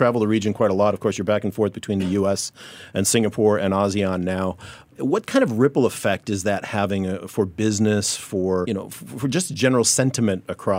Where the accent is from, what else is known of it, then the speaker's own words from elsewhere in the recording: Chicago, Illinois, United States; moved away; I'm from Chicago.